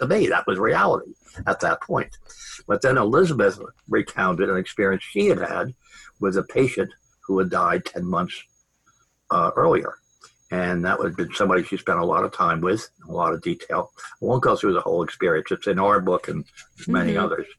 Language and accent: English; Long Island, Manhattan, New Jersey, Northeast, United States; I grew up on Long Island and in Manhattan, New Jersey, Northeast, in other words